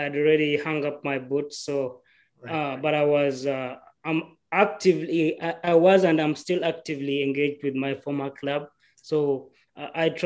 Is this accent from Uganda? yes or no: yes; Uganda; moved away as an adult; I'm from Uganda